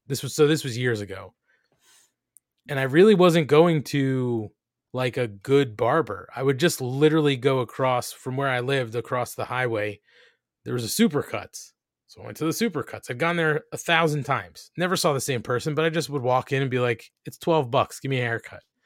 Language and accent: English; New Jersey, United States; we're Italian from New Jersey.